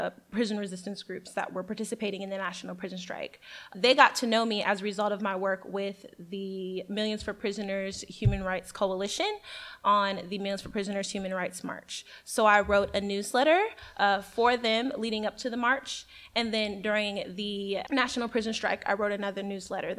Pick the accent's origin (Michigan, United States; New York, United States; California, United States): Michigan, United States; Detroit; also born or lived in Washington; I was born and raised here in Detroit, Michigan, and then I went to school in Washington.